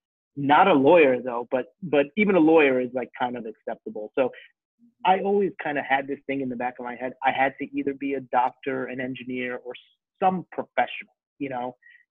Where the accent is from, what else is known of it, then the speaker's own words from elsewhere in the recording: New York, United States; born there; I'm Indian, right? And so when you're growing up first generation Indian, I was born here. My parents born in India.